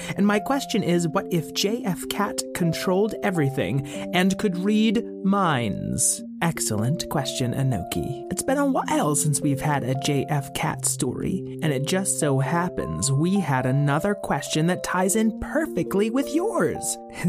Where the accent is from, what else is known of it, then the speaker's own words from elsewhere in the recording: Boston, Massachusetts, United States; I'm from Boston